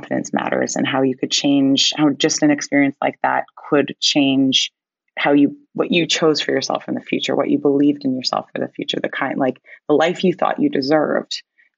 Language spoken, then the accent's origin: English; Canada; I am Canadian, if it's not already abundantly clear.